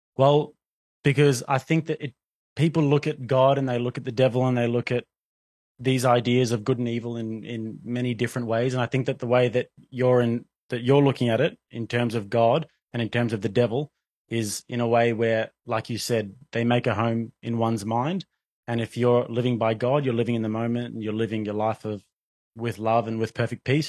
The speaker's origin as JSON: {"language": "English", "country": "Australia", "tie": "born or raised there", "moved": "yes", "said": "growing up in Australia"}